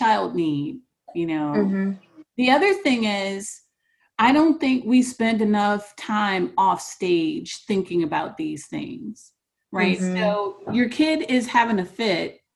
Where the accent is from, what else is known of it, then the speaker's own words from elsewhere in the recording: Cleveland, Ohio, United States; I grew up in Cleveland, going mm-hmm. to East Cleveland Public Schools at the height of the crack era